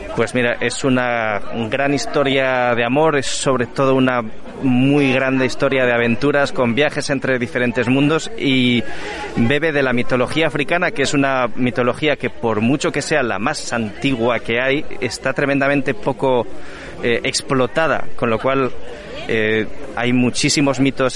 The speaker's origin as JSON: {"language": "Spanish", "region": "Cantabria", "country": "Spain", "said": "yo vengo de Cantabria"}